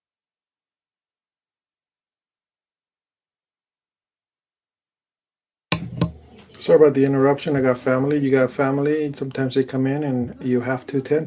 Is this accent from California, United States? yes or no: yes; Los Angeles, California, United States; I grew up in the San Fernando Valley